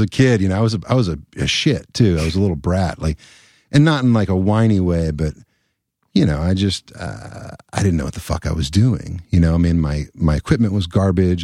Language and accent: English; Elizabethtown, Kentucky, United States; born or raised there; also born or lived in Louisville, Kentucky